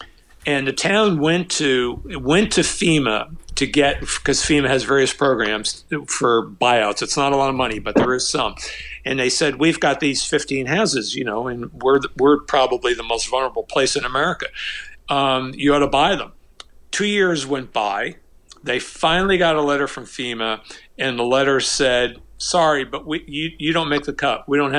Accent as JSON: {"language": "English", "region": "New Jersey", "country": "United States", "said": "Hey, Oren, look at New Jersey, my home state."}